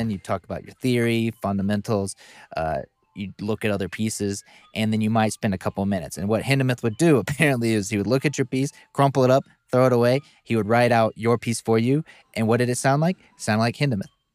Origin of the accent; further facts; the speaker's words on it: the South, United States; we're both from the South. Different areas.